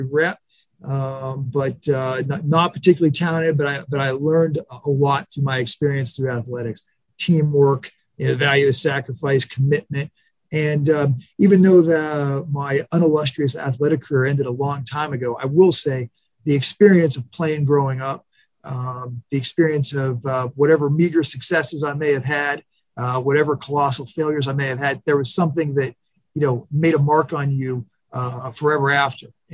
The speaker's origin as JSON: {"language": "English", "town": "New Castle", "region": "Pennsylvania", "country": "United States", "tie": "born or raised there", "also_born_or_lived": "Youngstown, Ohio", "said": "the vast majority of my, you know, formative years, my wonder years, so to speak, was spent in Newcastle, which is about 20 miles, you know, across the border east into Pennsylvania"}